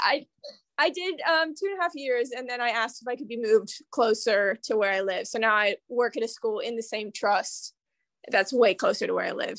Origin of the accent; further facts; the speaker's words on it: Kansas City, United States; accent: American; moved away as an adult; also born or lived in Mississippi; now in London, United Kingdom; I'm from Kansas City